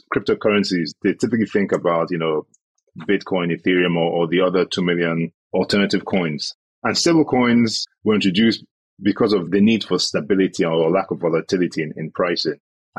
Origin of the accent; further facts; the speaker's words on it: Nigeria; I as a Nigerian want to get exposure to dollar, right? Because I'm scared of my Naira devaluing